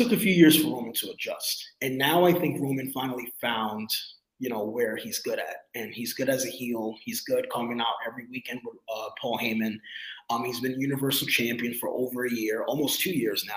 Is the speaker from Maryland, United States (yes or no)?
no; New York, United States; I've celebrated New Year's in New York all my life because I'm from New York